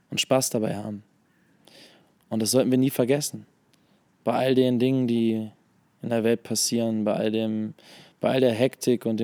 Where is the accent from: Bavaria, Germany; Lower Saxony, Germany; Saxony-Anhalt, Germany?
Lower Saxony, Germany; Hannover; now in Hamburg, Germany; Nee, ich komme ich komm, äh, aus Hannover eigentlich.